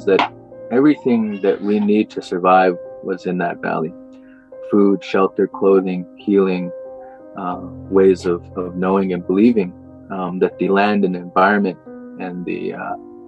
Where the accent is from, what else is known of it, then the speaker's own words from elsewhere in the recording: Morley, Alberta, Canada; I've grown up saying I'm from Morley